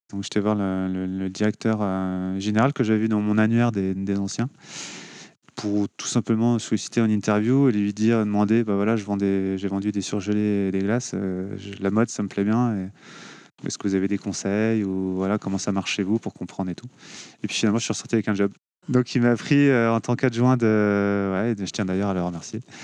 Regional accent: Cholet, Pays de la Loire, France; also born or lived in Angers; now in Nantes, France; Je suis né à Cholet, j'ai grandi à Cholet.

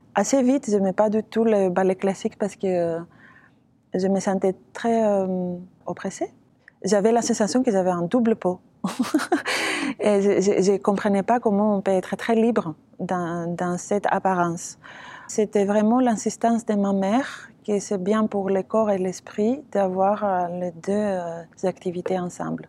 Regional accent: Athens, Attica, Greece; French is a second language; moved away as an adult; Je suis née euh, à Athènes. J'ai fait tous mes études à Athènes

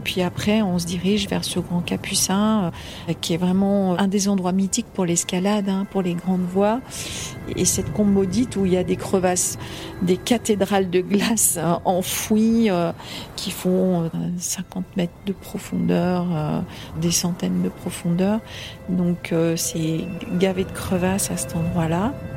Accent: Occitania, France; moved away as an adult; also born or lived in Haute-Savoie / Gorges du Verdon; now in Chamonix, France; je viens d'abord euh, des Pyrénées à, l'origine

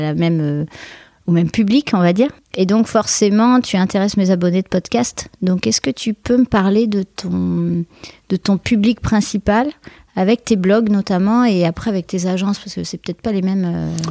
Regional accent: Bordeaux, Nouvelle-Aquitaine, France; je suis bordelaise aussi

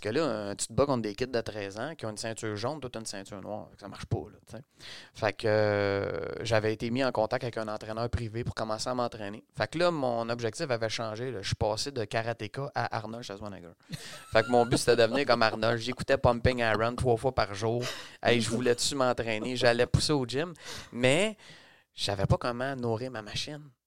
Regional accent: Montreal, Quebec, Canada; je suis né à Montréal de deux parents

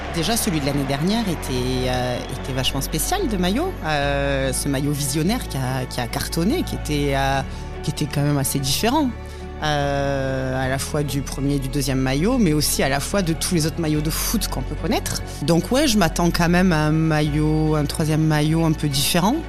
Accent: Leucate, Occitania, France; suis euh, originaire de Lecate, dans l'Aude

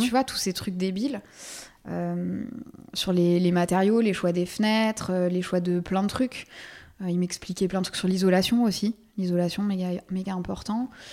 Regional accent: Versailles, Île-de-France, France; also born or lived in Paris; now in Colombes, France; j'ai grandi à Versailles, mais j'ai vécu très, très, très longtemps à Paris

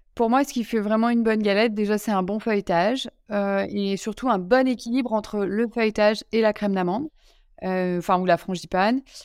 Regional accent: Lyon, Auvergne-Rhône-Alpes, France; moved away; je suis lyonnaise

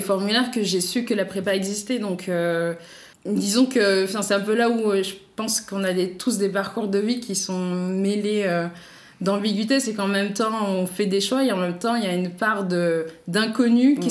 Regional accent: Paris, Île-de-France, France; also born or lived in La Ferrière, Île-de-France; moi, je suis parisienne et j'ai grandi à Paris et un petit peu aussi en banlieue, presque en campagne de l'Île-de-France, à la ferrière

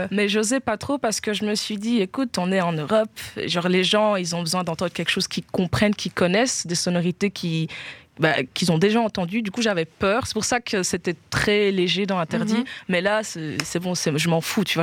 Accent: Guinea; euh, alors, on est guinéenne

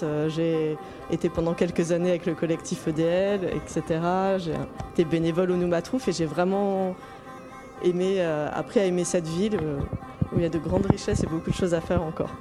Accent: Pau, Nouvelle-Aquitaine, France; moved away as an adult; now in Alsace, France; à la base je viens de Pau dans le sud-ouest

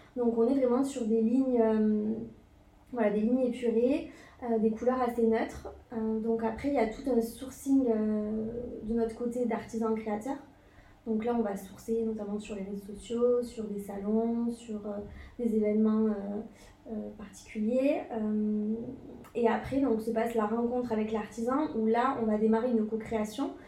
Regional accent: Toulouse, Occitania, France; also born or lived in Bordeaux; Je suis originaire de Toulouse

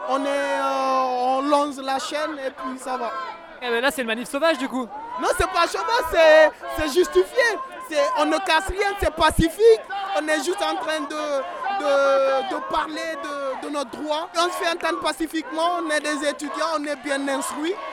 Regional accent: Guinea; now in Paris, France; je suis étudiant étranger, je suis guinéen, je fais master en sociologie à l'université de Paris 8

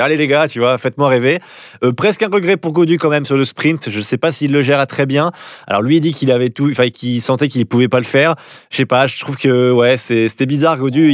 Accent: France; en tant que Français

